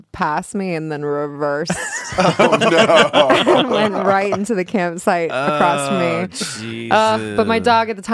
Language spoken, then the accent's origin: English; Topanga, California, United States; I grew up in Topanga